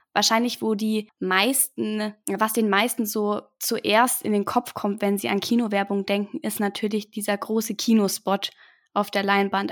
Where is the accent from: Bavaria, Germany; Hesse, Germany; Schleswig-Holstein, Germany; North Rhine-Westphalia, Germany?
Bavaria, Germany; Augsburg; Ich wollte unbedingt hier in Augsburg studieren, weil es meine Heimat ist. Ich wohne hier in der Nähe.